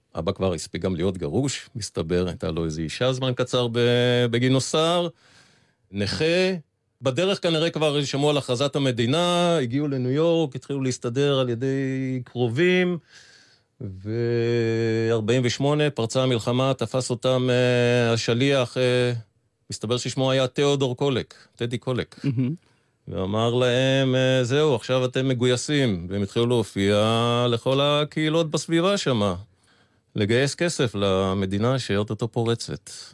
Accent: Tel Aviv, Tel Aviv District, Israel; וב-54 הם חזרו לארץ, והקימו בית בשכונת אפקה בתל אביב, שם גדלנו.

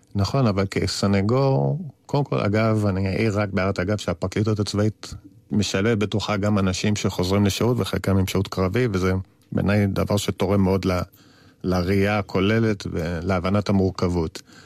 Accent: Tel Aviv, Tel Aviv District, Israel; כאחד שגדל בתל אביב

